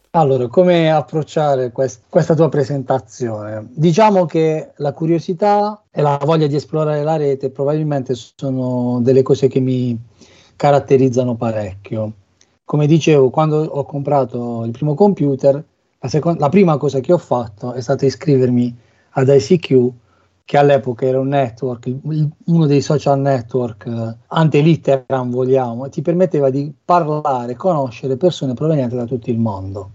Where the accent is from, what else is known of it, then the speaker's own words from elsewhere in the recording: Bari, Apulia, Italy; moved away as an adult; now in Cesena, Italy; non posso che venire da Bari